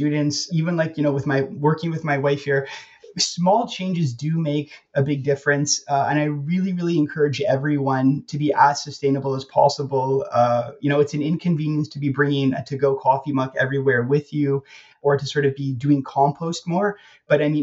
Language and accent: English; Canada; moved away as an adult; now in Bratislava, Slovakia; back to being Canadian